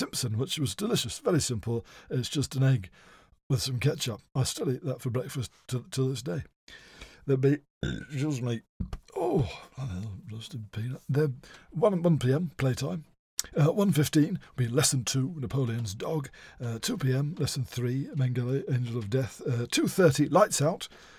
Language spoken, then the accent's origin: English; Stockport, North West England, United Kingdom; born there; also born or lived in West Sussex / Norfolk / Bath / Plaistow; Now, I moved around, as I say, a lot as a child. I was born in Stockport.